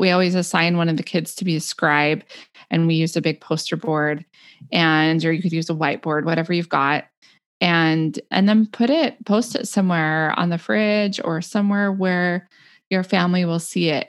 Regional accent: the West, United States; also born or lived in Illinois; now in Oregon, United States; back to the mountains where we had grown up in the West

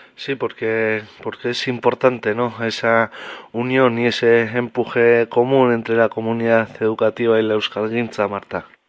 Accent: Oteiza, Navarre, Spain; en mi pueblo de Oteiza

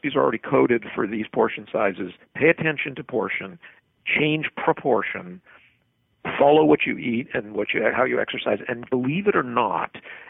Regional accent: the Prairies, Canada; I grew up in a clean your plate kid household, as I think I grew up in the Midwest of Canada, actually.

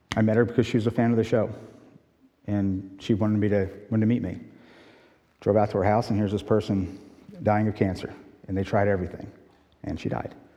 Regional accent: West Chester, Pennsylvania, United States; moved away as an adult; also born or lived in Point Pleasant Beach, New Jersey / Brazil; now in Michigan, United States; I was raised in Westchester, Pennsylvania.

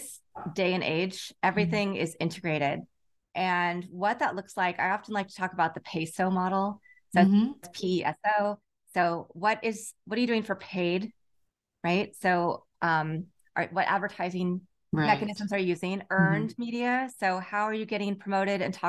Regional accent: Lawrence, Kansas, United States; also born or lived in Chicago / Los Angeles / San Francisco / Houston; now in Redondo Beach, United States; I grew up in Lawrence, Kansas

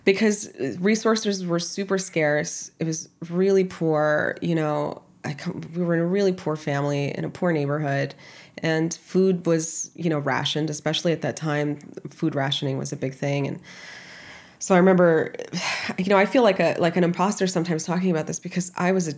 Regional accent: Kyiv, Ukraine; moved away; also born or lived in New York; I was born in Kyiv, Ukraine in 1989

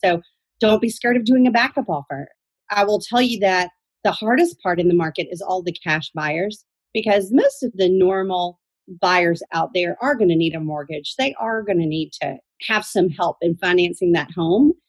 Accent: Athens, Georgia, United States; also born or lived in Atlanta, Georgia; I am a Georgian native

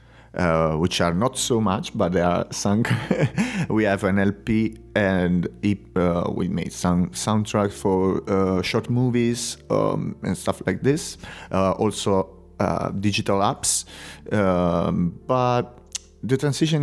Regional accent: Italy; English is a second language; moved away as an adult; now in Spain; living in Spain since 8 years right now. I'm from Italy.

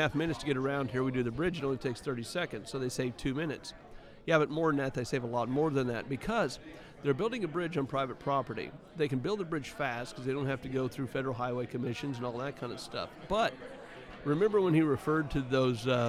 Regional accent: Missouri, United States; my home state, Missouri

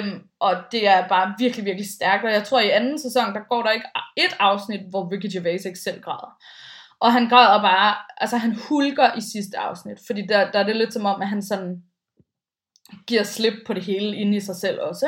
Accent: Bornholm, Capital Region of Denmark, Denmark; moved away; jeg stammer jo lidt fra landet, i og med at jeg kommer fra Bornholm

